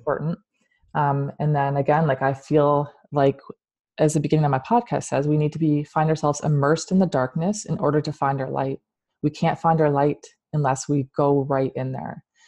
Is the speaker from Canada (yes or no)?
yes; London, Ontario, Canada; moved away; I'm from London, that's where I was born